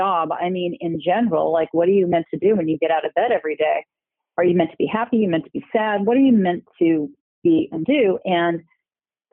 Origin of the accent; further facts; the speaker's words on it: Cerritos, California, United States; also born or lived in Milwaukee, Wisconsin; I was born in Milwaukee, Wisconsin, but I moved out here, not by myself, of course, with my parents, when I was 2 years old. And I grew up, we moved to one city, and then we ended up in a city called Cerritos, California